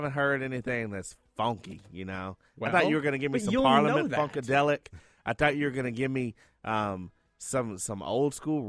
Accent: Kentucky, United States; moved away; I'm from Kentucky.

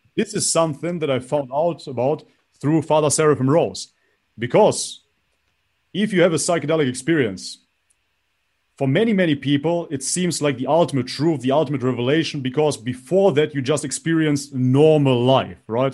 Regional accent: North Macedonia; I was baptized in Macedonia, Orthodox from birth, basically

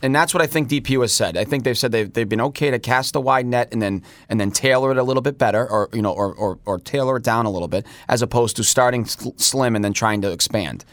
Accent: Boston, Massachusetts, United States; I was born and raised in the North End

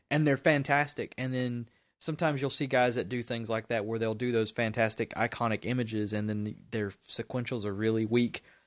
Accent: the South, United States; I'm from the South

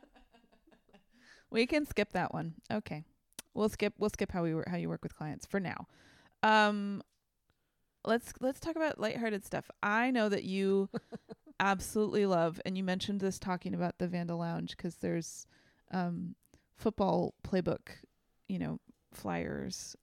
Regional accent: San Francisco, California, United States; I am from San Francisco

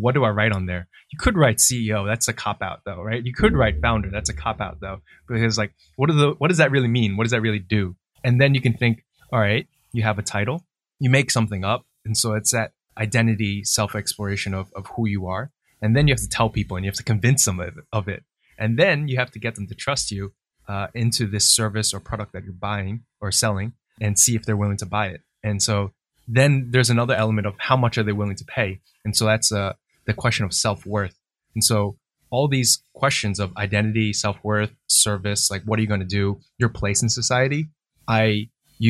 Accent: New Jersey, United States; Growing up in New Jersey and being educated in the West

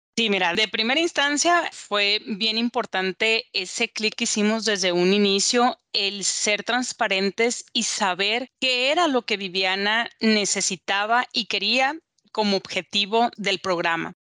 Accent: Culiacán, Sinaloa, Mexico; moved away as an adult; now in Guadalajara, Mexico; soy mexicana, nací en Culiacán, Sinaloa

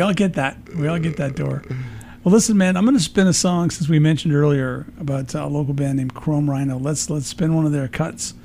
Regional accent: Peoria, Illinois, United States; also born or lived in Chicago; now in Phoenix, United States; I'm originally from Peoria, so I grew up in that space

